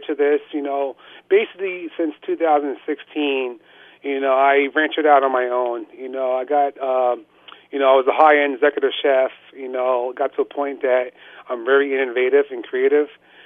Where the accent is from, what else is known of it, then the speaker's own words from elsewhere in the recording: Somerville, New Jersey, United States; moved away as an adult; now in Phillipsburg, United States; I grew up in Somerville, New Jersey, central New Jersey